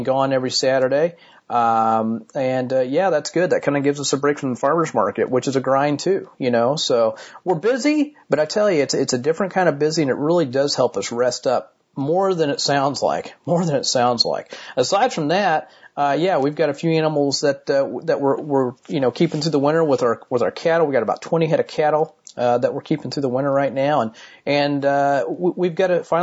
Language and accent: English; Martinsville, Indiana, United States; here in my hometown of Martinsville, Indiana